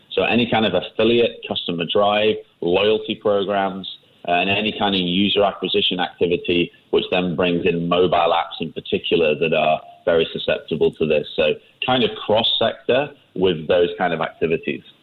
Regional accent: England, United Kingdom; moved away as an adult; now in Singapore; I've lived here for 15 years now. Uh, you can probably hear from I'm from England

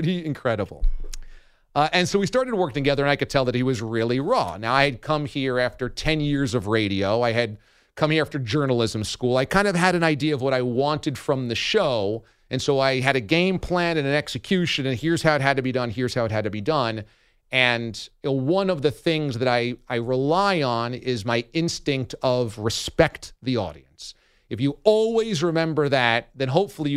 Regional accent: New York City, New York, United States; also born or lived in Boston; I'm from New York. My family is here.

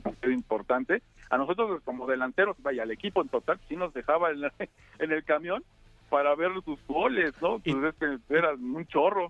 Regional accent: Mexico; nosotros como mexicanos

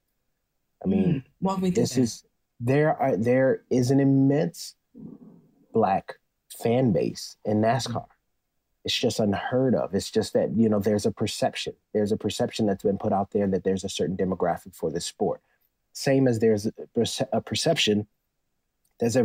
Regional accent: Detroit, Michigan, United States; growing up in Detroit, the Motor City

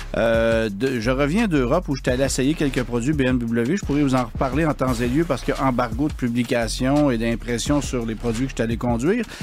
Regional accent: Quebec, Canada; chez nous au Québec

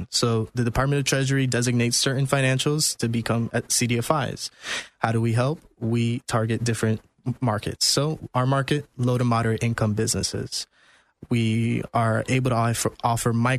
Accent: Orlando, Florida, United States; also born or lived in Queens, New York; I moved down to Orlando at 4. So I've lived in East Orlando, Dean and Curry Ford, if anybody knows that area. I've been there my whole life.

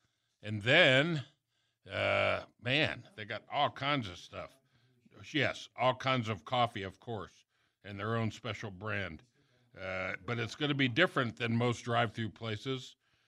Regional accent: Miami, Florida, United States; I grew up in South Florida.

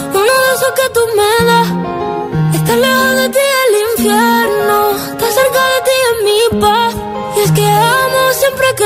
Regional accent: Almagro, Castilla-La Mancha, Spain; de Almagro.

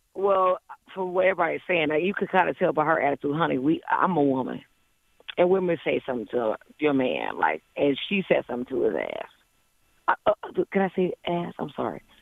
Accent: Cleveland, Ohio, United States; I'm from Cleveland

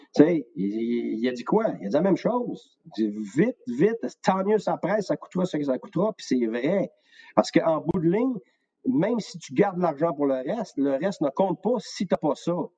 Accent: Quebec, Canada; also born or lived in Tampa; je suis un vrai Québécois qui aime, qui aime, euh, qui aime le Québec

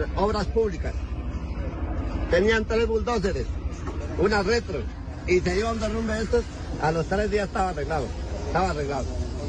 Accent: Pajarito, Boyacá, Colombia; yo soy de Pajarito y nosotros en Pajarito vivimos del comercio

